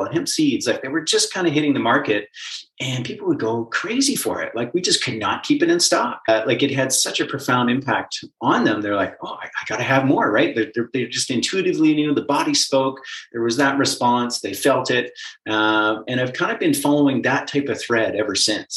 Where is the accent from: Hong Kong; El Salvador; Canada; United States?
Canada; Calgary, Alberta; I was born and raised in Calgary